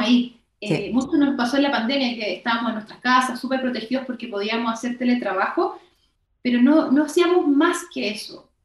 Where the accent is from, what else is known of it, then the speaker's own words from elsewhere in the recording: Chile; Somos chaqueteros los chilenos